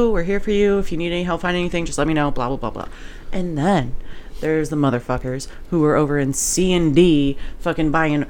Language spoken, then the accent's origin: English; Missouri, United States; Just hot. Missouri.